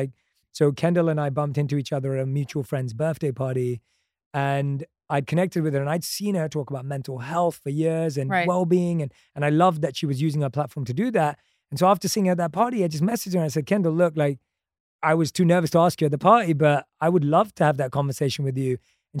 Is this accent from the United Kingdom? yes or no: yes; London, United Kingdom; come on, I grew up in London. Like, I loved movies growing up.